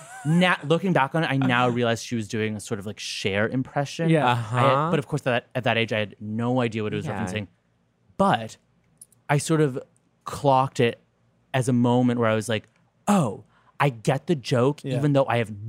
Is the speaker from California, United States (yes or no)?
yes; Los Angeles, California, United States; also born or lived in Santa Monica; I grew up in Los Angeles in a neo-Buddhist cult.